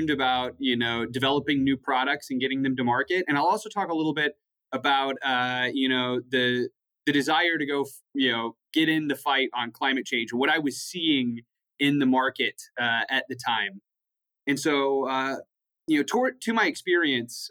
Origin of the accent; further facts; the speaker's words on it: West Texas, United States; also born or lived in Lubbock, Texas; I was born and raised in West Texas